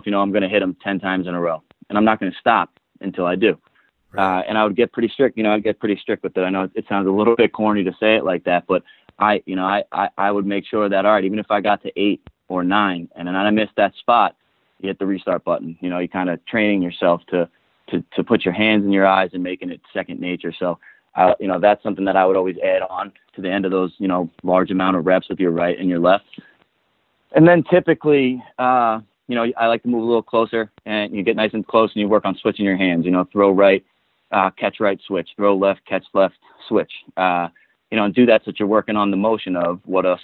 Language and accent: English; Long Island, New York, United States; I grew up on Long Island